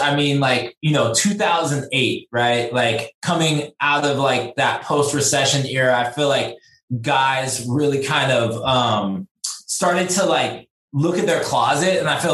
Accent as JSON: {"language": "English", "town": "San Francisco", "region": "California", "country": "United States", "tie": "born or raised there", "said": "I grew up in San Francisco"}